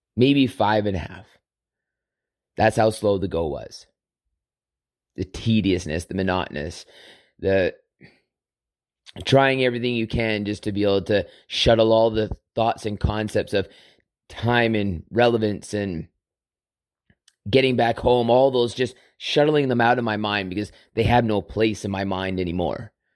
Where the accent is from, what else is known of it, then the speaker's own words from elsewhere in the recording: Southern Alberta, Canada; growing up on Southern Alber-, in Southern Alberta on a farm